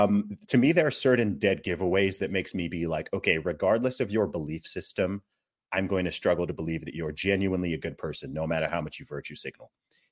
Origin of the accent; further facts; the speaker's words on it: Nigeria; I'm Nigerian. I'm Igbo, even more specifically, right?